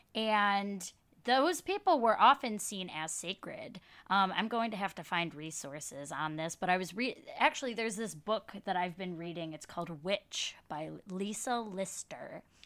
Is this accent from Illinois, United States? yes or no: no; Dearborn, Michigan, United States; moved away as an adult; now in Brooklyn, United States; I grew up in Michigan, in Dearborn, Michigan, but now live in Brooklyn, New York.